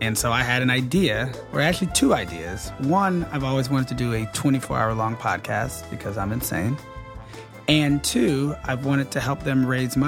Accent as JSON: {"language": "English", "town": "Atlanta", "region": "Georgia", "country": "United States", "tie": "born or raised there", "said": "I grew up playing tennis in Atlanta"}